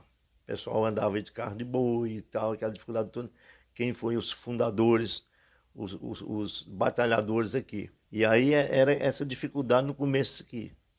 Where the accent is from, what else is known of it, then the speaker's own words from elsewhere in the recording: Tiros, Minas Gerais, Brazil; moved away as an adult; now in Palmeirópolis, Brazil; Eu nasci em Tiros, Minas Gerais